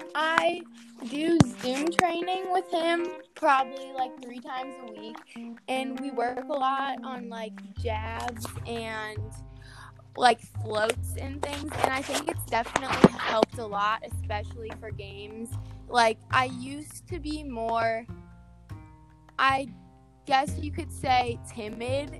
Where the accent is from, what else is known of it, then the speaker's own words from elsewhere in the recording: St. Louis, Missouri, United States; I'm from St. Louis, Missouri, and I'm going to John Burroughs School